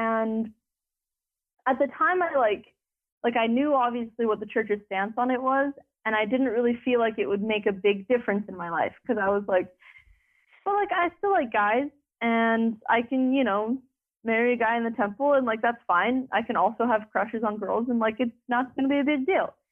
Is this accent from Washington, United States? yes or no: no; Utah, United States; I grew up in Utah